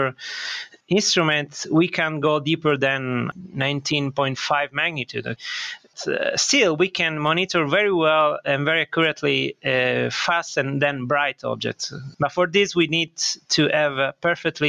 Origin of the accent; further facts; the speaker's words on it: Sicily, Italy; moved away; also born or lived in Bologna, Italy / Germany; I was born here in Sicily, but actually my education was done in northern Italy, in Bologna.